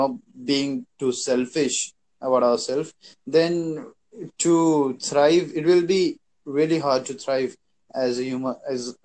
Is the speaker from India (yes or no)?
yes; India; I'm from India